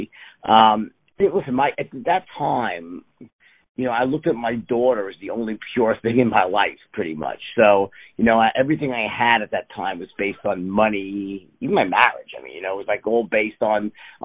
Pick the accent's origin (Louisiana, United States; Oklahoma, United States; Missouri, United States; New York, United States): New York, United States; New York City; I was born in New York City